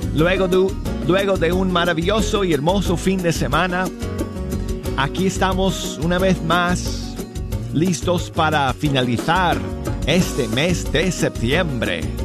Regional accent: Denver, Colorado, United States; mi tierra natal de Colorado y mi ciudad de Denver

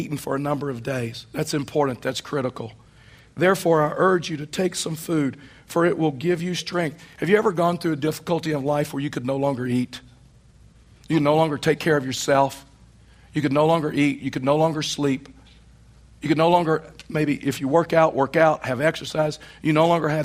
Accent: East Texas, United States; now in Colorado, United States; Where I was raised in East Texas, within 15 minutes of my home were six lakes

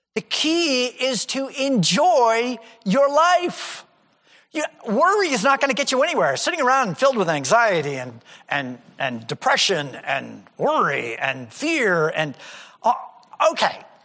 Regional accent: United States; I'm an American

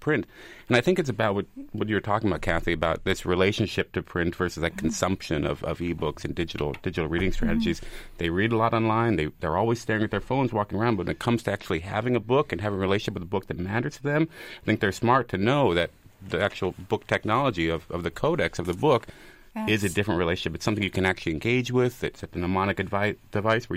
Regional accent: Oregon, United States; moved away as an adult; also born or lived in New York / Boston; now in York, United States; I grew up in Oregon

